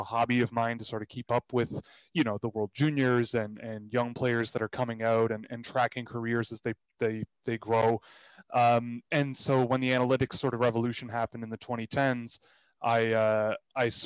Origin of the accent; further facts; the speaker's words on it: Toronto, Ontario, Canada; I grew up in Toronto